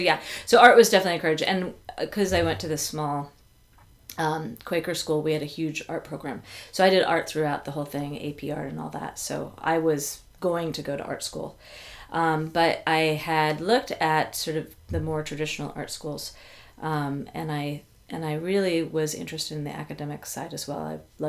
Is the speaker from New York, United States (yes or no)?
yes; Ithaca, New York, United States; born there; also born or lived in Alaska; my mom and my dad moved to Alaska right when I was born. I was born in Ithaca, New York.